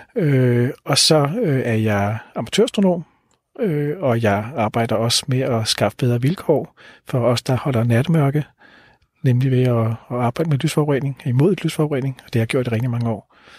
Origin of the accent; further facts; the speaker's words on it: Denmark; som danskere